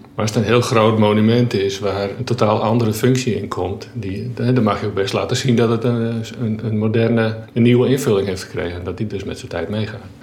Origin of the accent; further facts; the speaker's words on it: Friesland, Netherlands; also born or lived in Delft; Ik ben geboren en getogen Fries